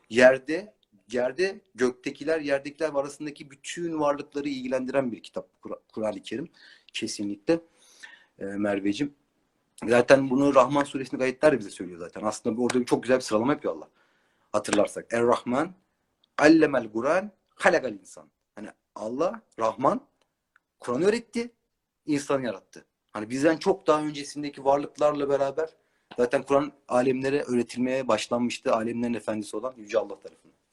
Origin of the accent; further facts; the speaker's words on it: Istanbul, Turkey; Doğma büyüme İstanbulluyum.